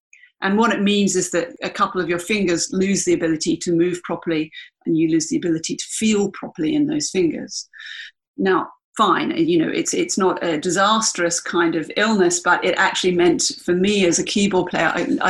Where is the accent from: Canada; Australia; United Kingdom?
Australia; Canberra, Australian Capital Territory; also born or lived in Washington, D.C. / East Dale, Victoria; So I grew up initially in America. And then we came back to Australia. My father was, he was then working as a military attaché. So we came back to Canberra, and I guess Canberra is kind of my home, really, even though I wasn't born there.